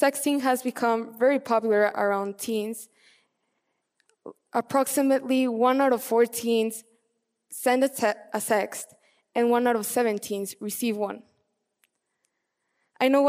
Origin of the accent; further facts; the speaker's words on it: Mexico City, Mexico; As a little girl, growing up in Mexico City